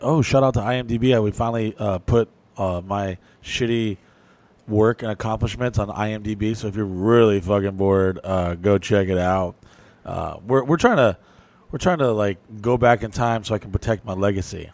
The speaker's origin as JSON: {"language": "English", "town": "New Orleans", "region": "Louisiana", "country": "United States", "tie": "born or raised there", "said": "I was born in New Orleans"}